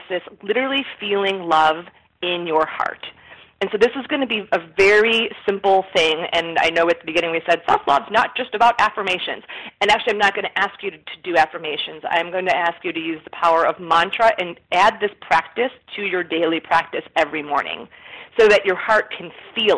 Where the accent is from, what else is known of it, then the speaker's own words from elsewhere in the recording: Chicago, Illinois, United States; I'm from Chicago.